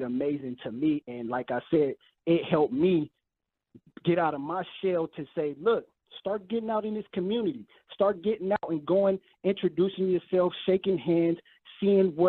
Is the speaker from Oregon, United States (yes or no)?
no; California, United States; moved away as an adult; now in Houston, United States; I'm originally from California, so me being, I moved out here about a year ago